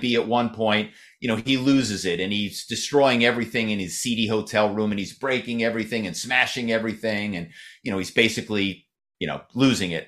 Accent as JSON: {"language": "English", "town": "Philadelphia", "region": "Pennsylvania", "country": "United States", "tie": "born or raised there", "moved": "as an adult", "lives_now": "Malibu, United States", "said": "my hometown is Philadelphia. I moved out here"}